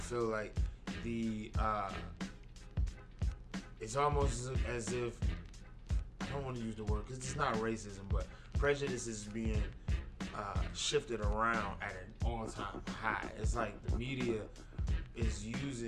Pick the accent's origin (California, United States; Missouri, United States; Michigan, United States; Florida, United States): Michigan, United States; Detroit; we grew up in Detroit in the '80s and the '90s